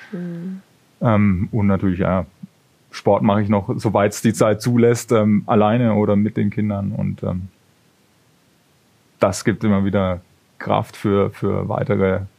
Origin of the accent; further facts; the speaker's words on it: Bavaria, Germany; da hatten wir Konzerte bei uns in der Heimat, das ist aus der Gegend Würzburg, wo ich herkomme.